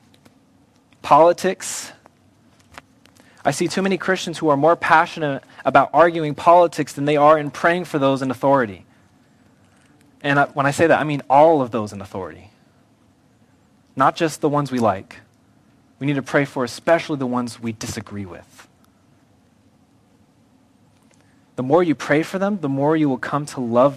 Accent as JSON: {"language": "English", "country": "United States", "said": "I love being an American."}